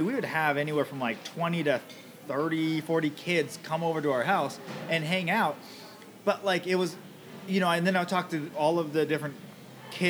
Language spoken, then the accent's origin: English; Camano Island, Washington, United States; I grew up here on Kamano Island